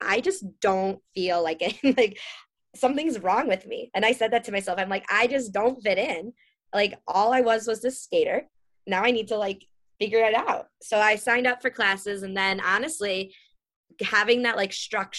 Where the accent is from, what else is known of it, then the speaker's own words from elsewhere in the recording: Chicago, Illinois, United States; moved away; also born or lived in California; I grew up in Chicago. So then I moved to California